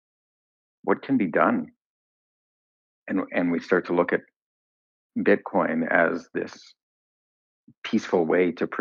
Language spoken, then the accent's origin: English; Canada; I say this as a Canadian